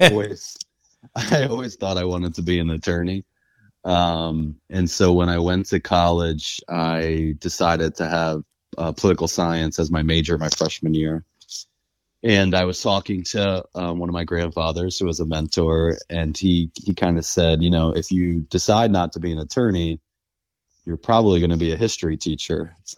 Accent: Philadelphia, Pennsylvania, United States; I grew up in Northeast Philadelphia

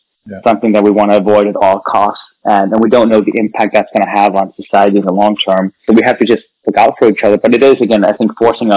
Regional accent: Denmark; moved away as an adult; also born or lived in California, United States; now in United States; I was born and raised in Denmark, and I came right at the height of the dot-com boom to the United States.

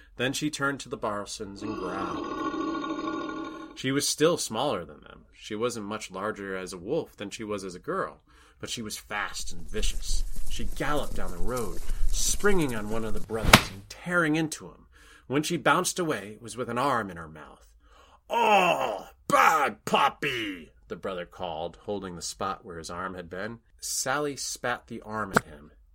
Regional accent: Rhode Island, United States; my home state of Rhode Island

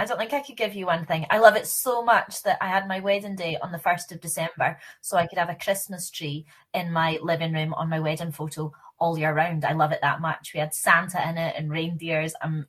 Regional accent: Glasgow, Scotland, United Kingdom; I'm from Glasgow

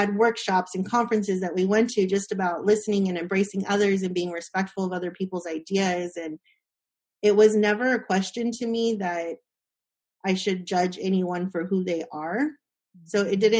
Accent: Austin, Texas, United States; growing up in Austin, keep Austin weird

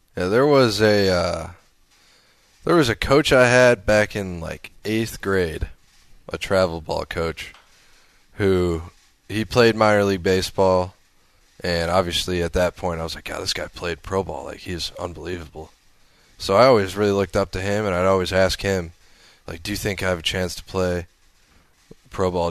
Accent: near Chicago, Illinois, United States; moved away as an adult; also born or lived in Arizona / Omaha; my hometown by Chicago

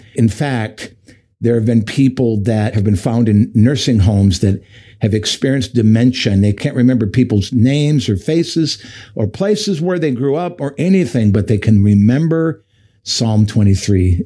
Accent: Michigan, United States; moved away; growing up in Michigan, we we actually grew up uh, in several cities. We moved quite a bit when I lived in Michigan

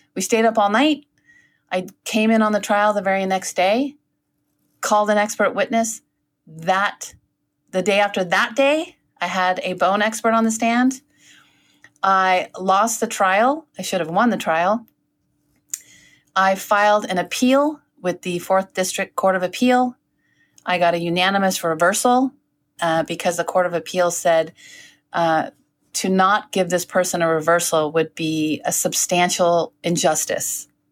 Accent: South San Francisco, California, United States; originally, I'm from South San Francisco. We called it South City

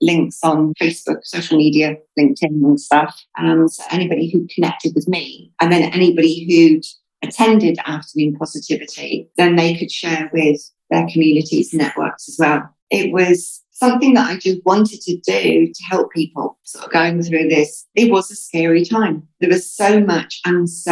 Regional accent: United Kingdom; now in United Arab Emirates; I'm British.

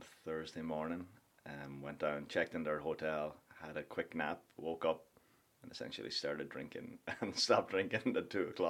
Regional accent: Donegal, County Donegal, Ireland; moved away as an adult; also born or lived in Sligo / New York / Florida; now in Tampa Bay area, United States; Sligo is 45 minutes away from my hometown, which is Donegal town. I went to school in Sligo.

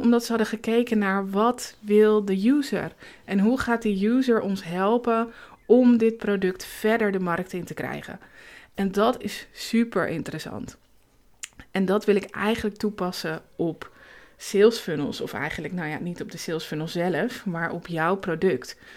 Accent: Zaanstreek, North Holland, Netherlands; moved away as an adult; now in Emmen, Netherlands; ik kom uit de Zaanstreek, daar ben ik geboren en getogen

